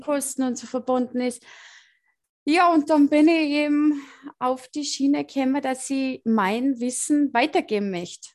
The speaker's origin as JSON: {"language": "German", "country": "Austria", "accent": "Salzkammergut dialect", "said": "Ich komme aus dem Salzkammergut. Deswegen mein, äh, mein Deutsch ist nicht so gut."}